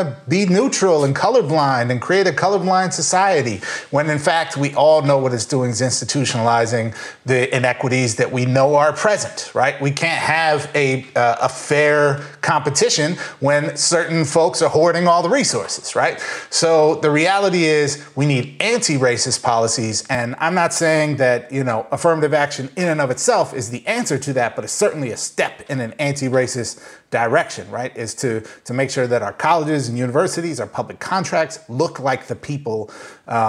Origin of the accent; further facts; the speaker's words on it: Minnesota, United States; I grew up in Minnesota